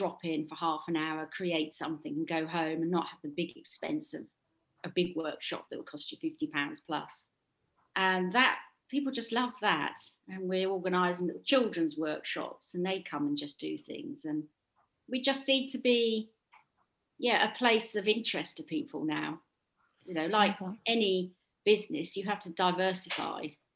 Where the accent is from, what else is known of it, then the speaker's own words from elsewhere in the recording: Southwold, East of England, United Kingdom; it's a little seaside town in Suffolk, very touristy, and it was my hometown, so we moved back here